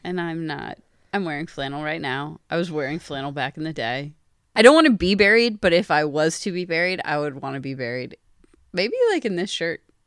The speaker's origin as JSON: {"language": "English", "region": "Pennsylvania", "country": "United States", "said": "I'm from Pennsylvania"}